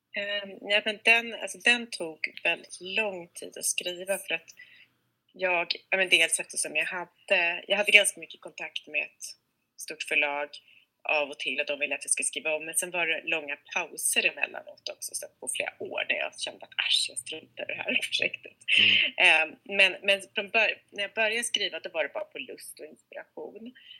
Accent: Sweden; now in Stockholm, Sweden; jag är själv svensk-amerikan, men uppvuxen i Sverige

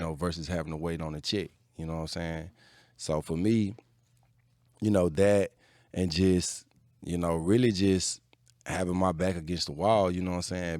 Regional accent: Atlanta, Georgia, United States; I'm from Atlanta.

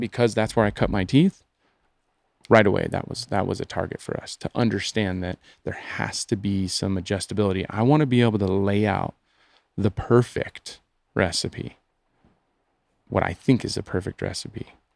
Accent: United States; I'm an American

